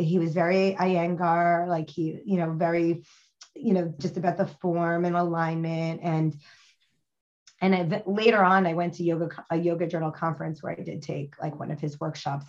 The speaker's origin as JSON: {"language": "English", "region": "New Jersey", "country": "United States", "also_born_or_lived": "Miami / Boston / Brooklyn", "moved": "yes", "said": "I'm from New Jersey"}